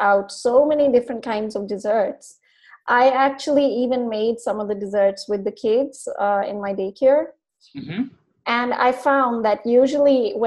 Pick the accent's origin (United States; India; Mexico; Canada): India; moved away; I was brought up in India